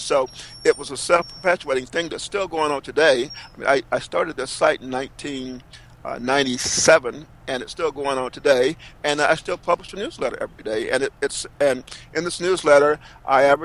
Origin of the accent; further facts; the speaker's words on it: Fairmont, North Carolina, United States; my hometown of Fairmont, North Carolina